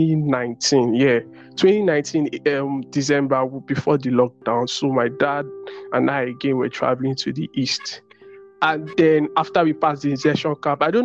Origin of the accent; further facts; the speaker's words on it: Nigeria; I'm from Nigeria